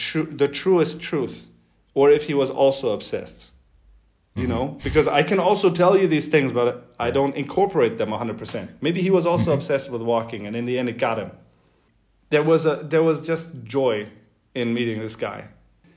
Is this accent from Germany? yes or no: yes; Northern Germany, Germany; moved away as an adult; also born or lived in Beijing, China; I'm like, Germany.